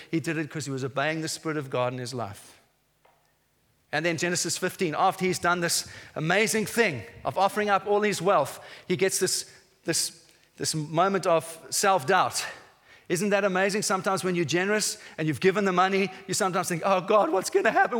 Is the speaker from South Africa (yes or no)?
yes; South Africa; moved away as an adult; now in England; I, I, came as a South African to this nation 12 years ago